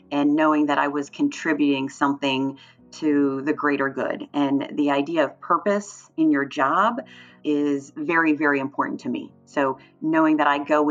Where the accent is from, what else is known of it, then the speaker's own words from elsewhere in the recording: Cincinnati, Ohio, United States; I grew up in the Cincinnati area